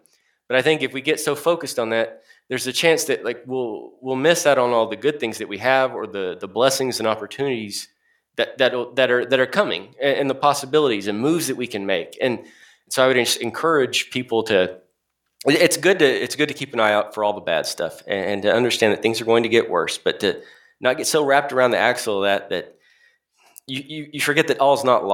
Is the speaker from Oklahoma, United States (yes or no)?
yes; Oklahoma, United States; I'm from Oklahoma